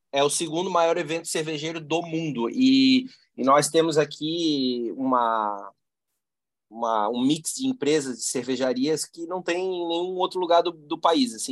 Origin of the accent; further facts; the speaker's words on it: Blumenau, Santa Catarina, Brazil; somos é, nascidos e criados aqui, né? Então somos filhos da, da terra aqui